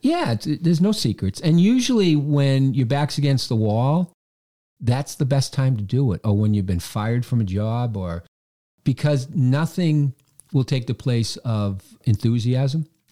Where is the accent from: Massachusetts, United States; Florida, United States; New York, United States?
Massachusetts, United States; Quincy; I came back to my hometown to work as the, uh, the president of the Chamber of Commerce, the Quincy Chamber of Commerce.